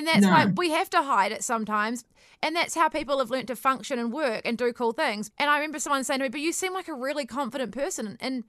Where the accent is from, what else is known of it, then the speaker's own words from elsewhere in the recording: New Zealand; You know, I think we're the Kiwi nature as well, we're so down to earth